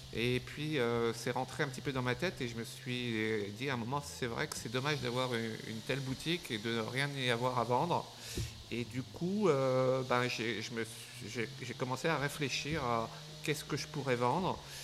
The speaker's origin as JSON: {"language": "French", "town": "Dijon", "region": "Bourgogne-Franche-Comté", "country": "France", "tie": "born or raised there", "also_born_or_lived": "Casablanca, Morocco", "moved": "as an adult", "lives_now": "Paris, France", "said": "je suis né en Afrique, à Casablanca. J'ai habité euh, longtemps dans ma jeunesse à Dijon, en Bourgogne. Et puis, comme beaucoup de, gens, je suis venu à Paris pour mes études. J'y suis resté."}